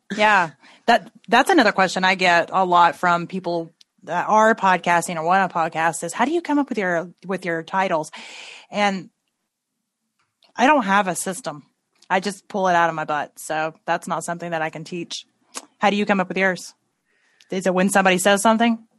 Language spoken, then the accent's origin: English; Tennessee, United States; I grew up in Tennessee and we say things like rednecks